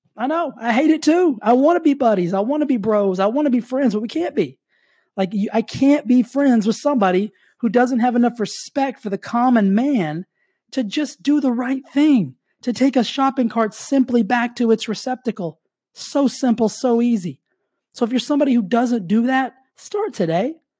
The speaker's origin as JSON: {"language": "English", "region": "Texas", "country": "United States", "tie": "born or raised there", "moved": "as an adult", "lives_now": "California, United States", "said": "I grew up in Texas."}